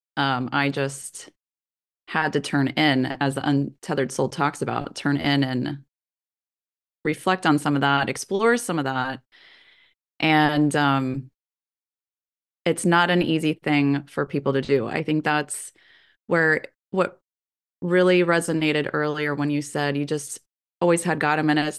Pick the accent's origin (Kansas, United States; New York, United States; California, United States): Kansas, United States; Growing up in Kansas myself